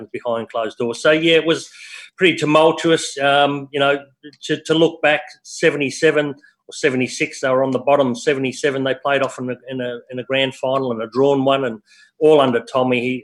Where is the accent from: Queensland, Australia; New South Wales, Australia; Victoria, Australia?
Victoria, Australia; Melbourne; moved away as an adult; also born or lived in Perth, Western Australia / Geelong; we lived in West Heidelberg, born and bred in West Heidelberg